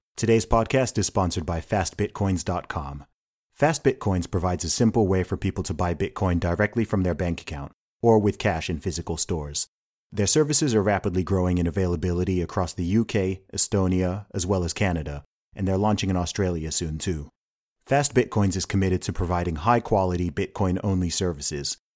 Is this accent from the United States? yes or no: no; United Kingdom; also born or lived in Nigeria; I'm a Nigerian and British guy. I am not a Black American.